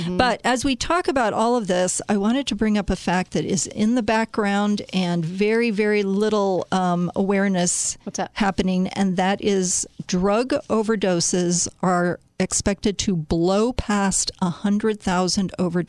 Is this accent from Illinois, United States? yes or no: yes; Chicago, Illinois, United States; I happen to know my hometown